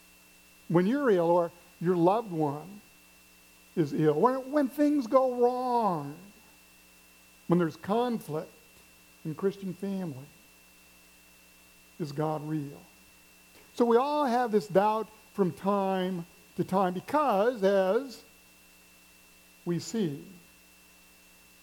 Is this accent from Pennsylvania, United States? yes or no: no; Missouri, United States; I'm from the Midwest, grew up in Missouri, never been to the coast till I was an adult.